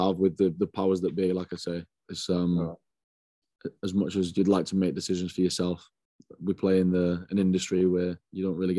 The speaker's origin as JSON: {"language": "English", "town": "Trowbridge", "region": "South West England", "country": "United Kingdom", "tie": "born there", "also_born_or_lived": "Hong Kong / Northern Ireland / Canada / Germany", "said": "I was born in Trowbridge, down in Wiltshire. And then we went to Hong Kong. My sister was born there. Then after that, we went to Northern Ireland, then to Canada, then to Germany, and then finally to the South Wales."}